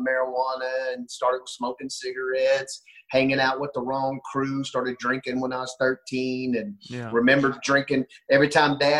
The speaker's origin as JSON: {"language": "English", "town": "Henderson", "region": "Texas", "country": "United States", "tie": "born or raised there", "said": "Born and raised in Henderson, Texas, good old Texas boy"}